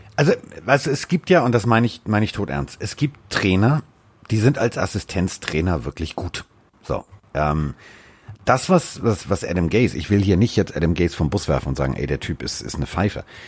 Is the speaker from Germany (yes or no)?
yes; Hamburg, Germany; also born or lived in Sauerland; als Hamburger im Sauerland